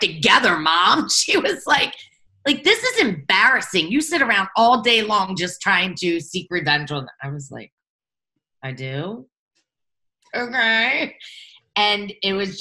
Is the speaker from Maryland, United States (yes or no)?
yes; Baltimore, Maryland, United States; I come from Baltimore, Maryland.